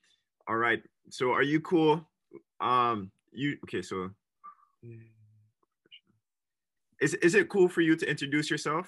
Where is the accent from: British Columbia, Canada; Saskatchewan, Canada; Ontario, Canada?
Ontario, Canada; Toronto; now in Florida, United States; I'm in Florida right now, so but I'm from Canada, Toronto.